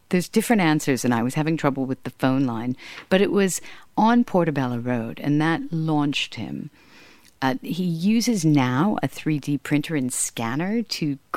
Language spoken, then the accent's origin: English; Hollywood, California, United States; a lot of Hollywood connections. Uh, not through any thing other than being around them, uh, like growing up in Hollywood